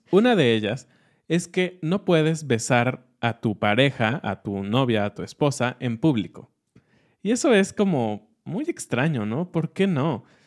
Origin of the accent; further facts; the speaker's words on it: Mexico; como mexicanos